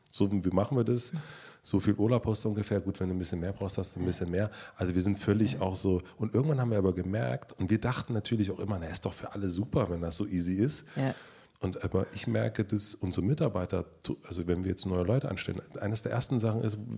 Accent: southern Brandenburg, Germany; aus Süd Südbrandenburg

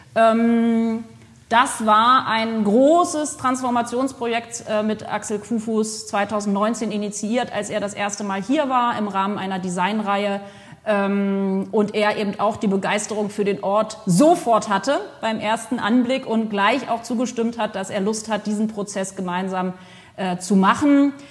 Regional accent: Potsdam, Brandenburg, Germany; moved away as an adult; also born or lived in France; now in Bordeaux, France; ich aus Potsdam ursprünglich geboren in Potsdam komme

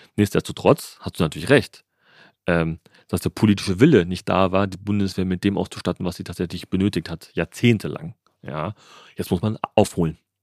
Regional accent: Germany

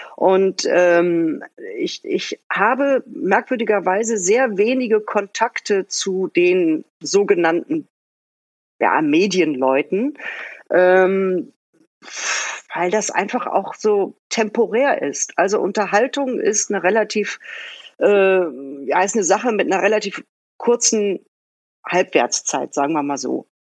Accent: Bottrop, North Rhine-Westphalia, Germany; also born or lived in Mülheim an der Ruhr; now in Berlin, Germany; geboren bin ich in Mülheim an der Ruhr, aufgewachsen im Bottrop in Westfalen

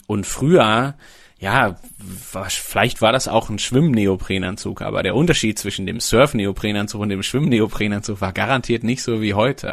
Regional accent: Sauerland, North Rhine-Westphalia, Germany; Ich komme gebürtig aus dem Sauerland

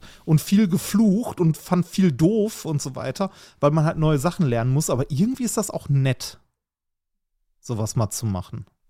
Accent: Essen, North Rhine-Westphalia, Germany; meiner Heimatstadt, in Essen

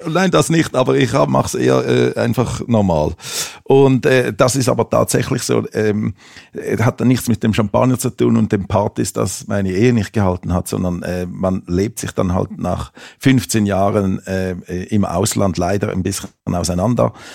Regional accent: Switzerland; moved away as an adult; also born or lived in Amsterdam; now in Metzingen, Germany; ich bin ja aus der Schweiz

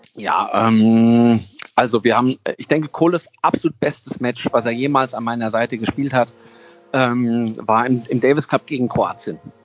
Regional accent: Germany; also born or lived in California; ich als Deutscher konnte ja nie einen Wohnsitz bekommen in, in Amerika

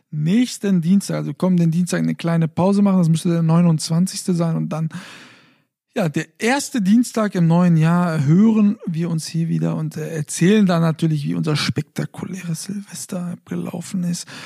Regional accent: Fulda, Hesse, Germany; hatten ja eigentlich ein Sofa bestellt, dann äh, äh, auch noch in meiner Heimatstadt Fulda.

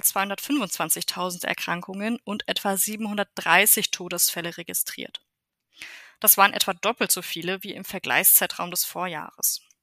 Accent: Germany; bei uns in Deutschland

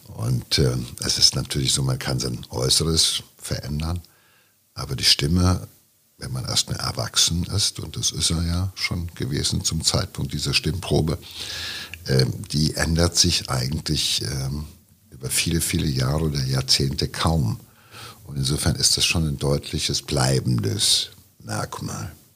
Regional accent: Ruhr area, North Rhine-Westphalia, Germany; hier so bei uns im Pott

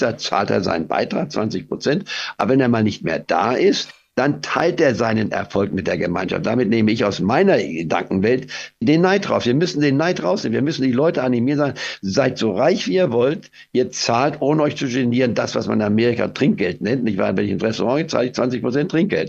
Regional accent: Goslar, Lower Saxony, Germany; also born or lived in Leipzig; now in Spain; obwohl ich in Leipzig geboren war, aber wir waren frühzeitig schon aus Leipzig weggegangen in den Harz und bin dann in Goslar am Harz

